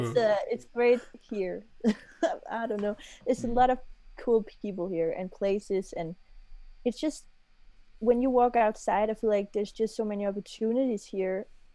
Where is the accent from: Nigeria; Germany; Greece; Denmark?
Denmark; moved away as an adult; now in London, United Kingdom; I'm from Denmark. I just moved here to make music.